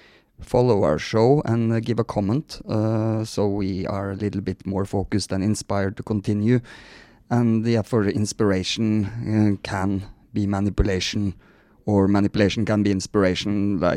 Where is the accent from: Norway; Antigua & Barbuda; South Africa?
Norway; Leona maybe is a … fan, but she's from Sweden. I'm Norwegian.